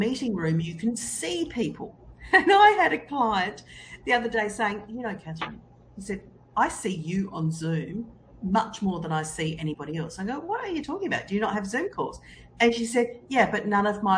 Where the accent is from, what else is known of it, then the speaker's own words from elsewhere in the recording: Australia; I'm Australian